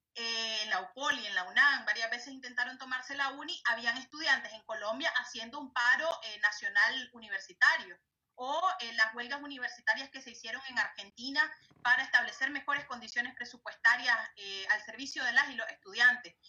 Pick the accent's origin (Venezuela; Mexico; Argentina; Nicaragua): Nicaragua; como nicaragüenses